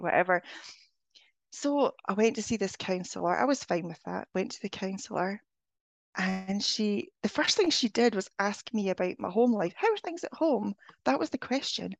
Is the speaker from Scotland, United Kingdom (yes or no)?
yes; Scotland, United Kingdom; moved away; I'm originally from Scotland